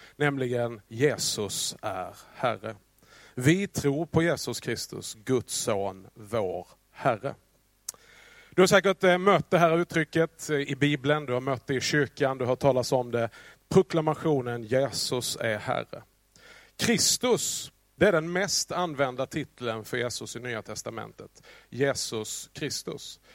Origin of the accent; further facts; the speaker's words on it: Skåne, Sweden; accent: Scanian (skånska); min skånska